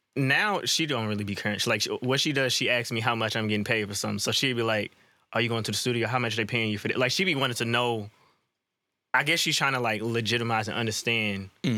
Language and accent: English; St. Louis, Missouri, United States; also born or lived in Georgia; I was probably like 4 or 5. That was actually when we moved to St. Louis.